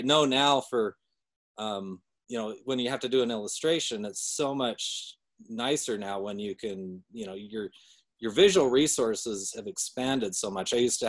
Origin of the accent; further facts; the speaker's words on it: Salt Lake City, Utah, United States; Yeah, I was born in Salt Lake.